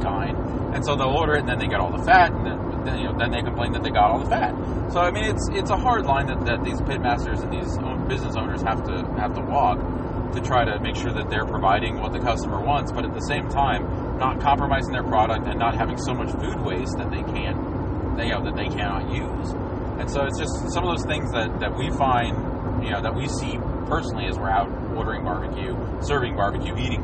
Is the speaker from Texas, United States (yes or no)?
yes; Houston, Texas, United States; growing up in Houston